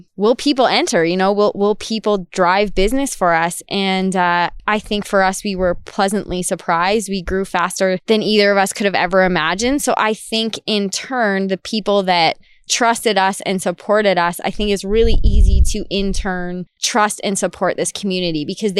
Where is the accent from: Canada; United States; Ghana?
Canada; Goderich, Ontario; now in Red Deer, Canada; I am from Goderich, Ontario. So a small town in southwestern Ontario on Lake Huron.